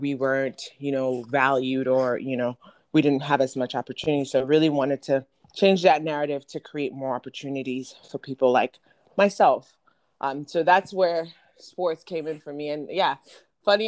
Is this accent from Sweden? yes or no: no; Ghana; moved away; I was born and raised in Ghana